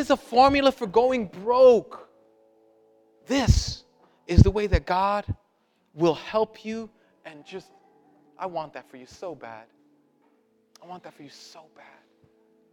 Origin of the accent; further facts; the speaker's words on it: New York City, New York, United States; I'm Puerto Rican and I'm from Brooklyn